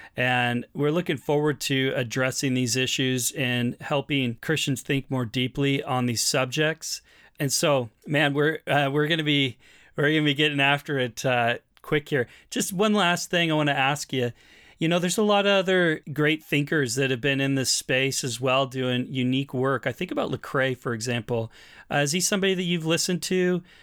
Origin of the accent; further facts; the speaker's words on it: Portland, Oregon, United States; also born or lived in British Columbia; now in Canada; I'm from Portland, Oregon